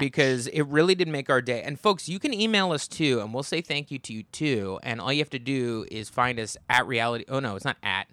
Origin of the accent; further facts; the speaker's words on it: United States; I'm from the New York metropolitan area